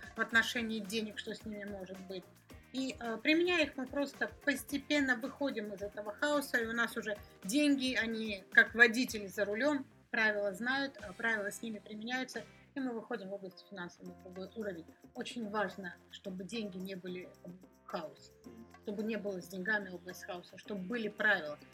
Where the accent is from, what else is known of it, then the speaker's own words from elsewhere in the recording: Georgia; я сама из Грузии